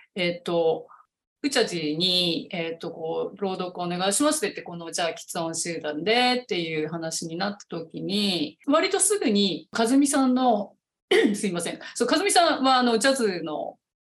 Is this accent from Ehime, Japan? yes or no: no; Niigata, Japan; 私新潟なんですけど もともと